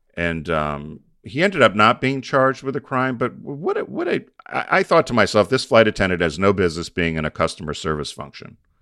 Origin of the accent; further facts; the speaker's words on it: United States; I'm an American